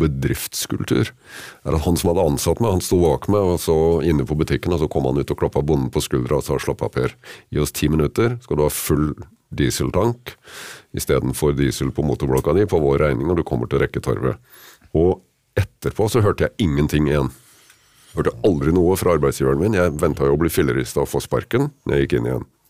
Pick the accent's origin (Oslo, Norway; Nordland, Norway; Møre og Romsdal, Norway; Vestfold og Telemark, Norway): Vestfold og Telemark, Norway; Kragerø; hjemme i Kragerø